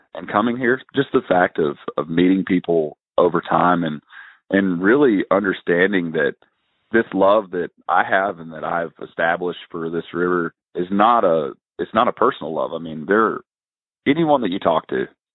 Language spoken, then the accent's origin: English; North Carolina, United States; moved away; I grew up in North Carolina